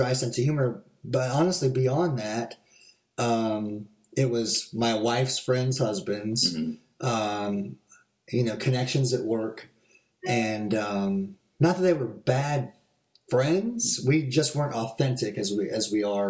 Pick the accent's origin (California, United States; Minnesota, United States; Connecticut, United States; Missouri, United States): California, United States; moved away; I grew up in the Methodist Church in California